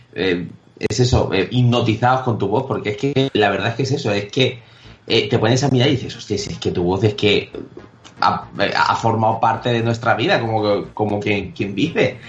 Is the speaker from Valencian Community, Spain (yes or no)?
yes; Elche, Valencian Community, Spain; la gente del Chen nos tenemos que apoyar sí y al final ilicitanos es una cosa, eh, estamos por todo el mundo